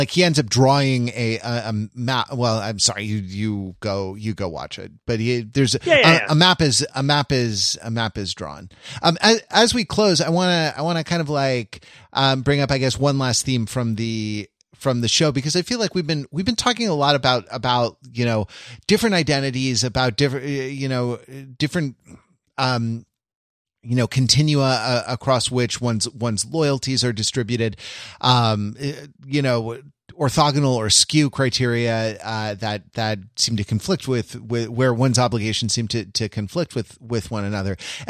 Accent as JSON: {"language": "English", "town": "Los Angeles", "region": "California", "country": "United States", "said": "Like when I came from Los Angeles to the East Coast where you live"}